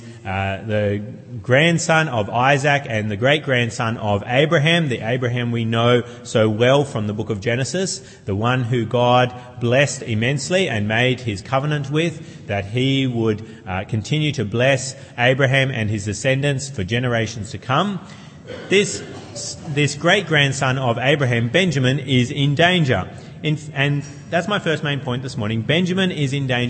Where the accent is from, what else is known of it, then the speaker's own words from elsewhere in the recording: New South Wales, Australia; also born or lived in Queensland; when I was 5, 6 years of age, we moved from Queensland, where I was born, to New South Wales. And I went to a new school